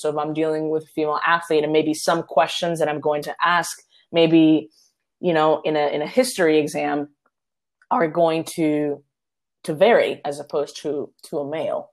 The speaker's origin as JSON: {"language": "English", "country": "Puerto Rico", "tie": "born or raised there", "said": "my hometown, Puerto Rico"}